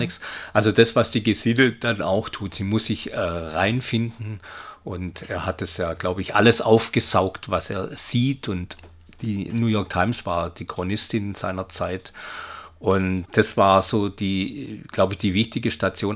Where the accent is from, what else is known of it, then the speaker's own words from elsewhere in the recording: Esslingen, Baden-Württemberg, Germany; also born or lived in Stuttgart; ich bin ja aufgewachsen hier in Stuttgart äh, oder in Esslingen